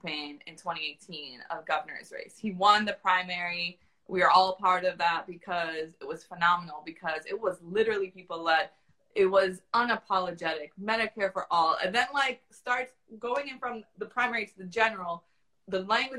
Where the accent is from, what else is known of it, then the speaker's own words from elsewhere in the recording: Florida, United States; also born or lived in Brooklyn, New York; I'm from Florida.